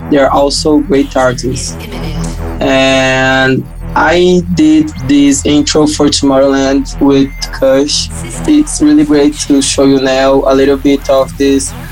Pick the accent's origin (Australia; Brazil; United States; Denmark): Brazil; English is a second language; I think this track shows to the world we're producers from Brazil.